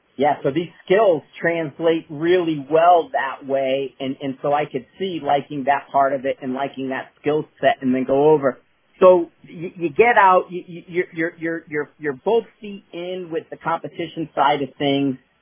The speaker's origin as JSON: {"language": "English", "region": "Northeast", "country": "United States", "said": "I'm from the Northeast, I'm from that area"}